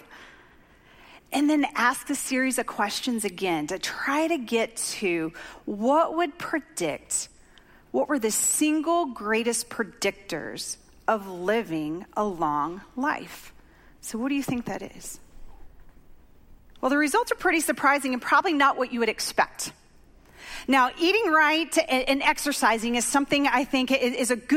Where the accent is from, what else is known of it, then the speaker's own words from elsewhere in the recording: Oklahoma, United States; moved away; I grew up in Oklahoma